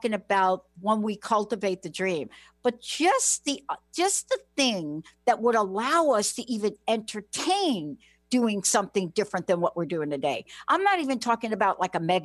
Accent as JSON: {"language": "English", "region": "New York", "country": "United States", "said": "I'm from New York"}